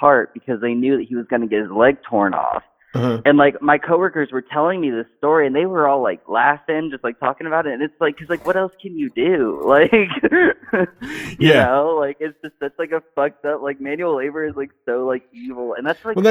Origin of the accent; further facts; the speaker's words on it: Ostrander, Ohio, United States; I'm from Ostrander, which you might not know. It's, like, 15 minutes out of Delaware, Ohio